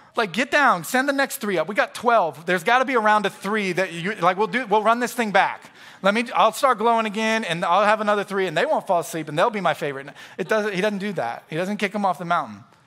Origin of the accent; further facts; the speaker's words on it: Florida, United States; also born or lived in Knoxville, Tennessee; from where we grew up there in Florida